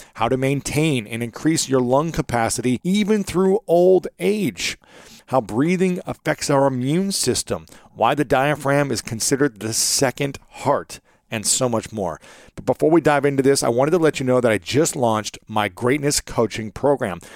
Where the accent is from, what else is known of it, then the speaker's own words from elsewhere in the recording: Ohio, United States; I'm from Ohio